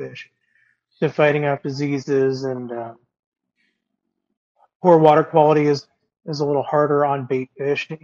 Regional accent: Des Moines, Iowa, United States; I'm from the Des Moines, Iowa area

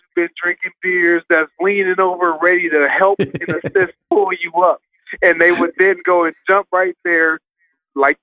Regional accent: Michigan, United States; I'm from Michigan

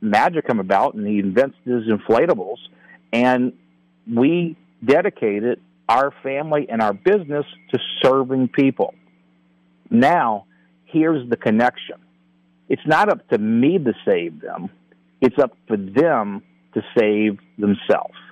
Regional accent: New Orleans, Louisiana, United States; I'm actually from New Orleans

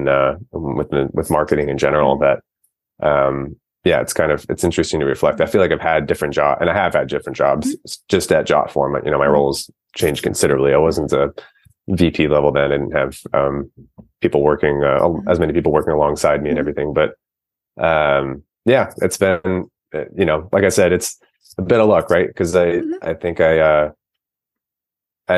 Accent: Cincinnati, Ohio, United States; moved away as an adult; now in Oakland, United States; I grew up in Cincinnati, Ohio, where I attended the University of Cincinnati

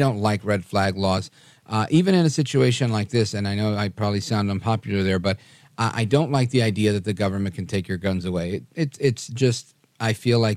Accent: New York City, New York, United States; now in New Jersey, United States; I was born in Brooklyn, New York. I live in Jersey now

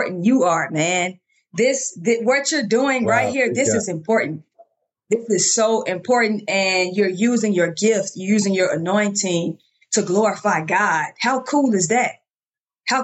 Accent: Chicago, Illinois, United States; moved away as an adult; also born or lived in Birmingham, Alabama; So born and raised in Chicago, Illinois, I went to Marshall High School

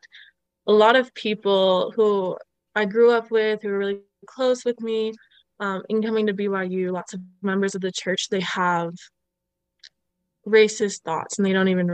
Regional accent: Ottawa, Ontario, Canada; moved away as an adult; also born or lived in Utah; growing up in Ottawa

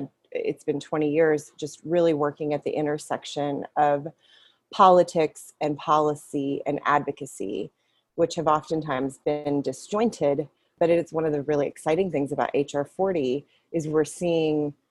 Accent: West Texas, United States; moved away; also born or lived in Lubbock, Texas; I grew up in West Texas

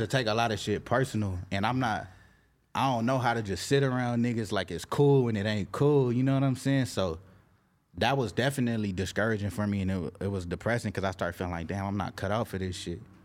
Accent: Carson, California, United States; I'm from L A County, I'm not from L A, nigga, I'm representing Carson.

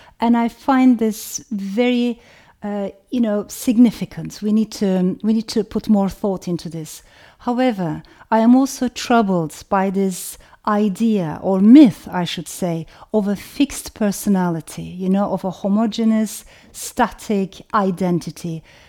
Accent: Turkey; English is a second language; moved away; also born or lived in Strasbourg, France; I was born in France, in Strasbourg, to Turkish parents. And after a while, my parents got separated. My father stayed in France, and my mother brought me to Turkey because for her, Turkey was the motherland.

